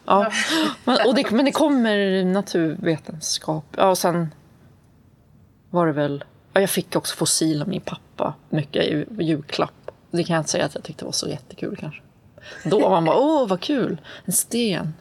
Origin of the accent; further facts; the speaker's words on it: Sweden; also born or lived in Atlanta, Georgia, United States; Jag är född i Sverige. Och sen så, min pappa är från USA